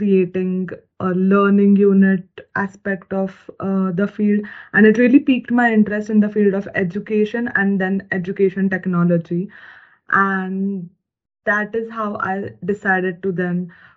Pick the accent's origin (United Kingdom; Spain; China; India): India; moved away as an adult; now in Germany; I come from India